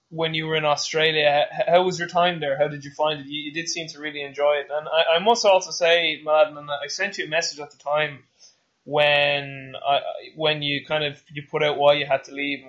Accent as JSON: {"language": "English", "country": "Ireland", "said": "I'm an Irish man."}